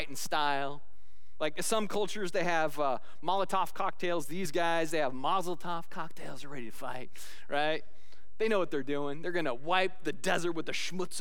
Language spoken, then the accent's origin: English; Scotland, United Kingdom; as a Scotsman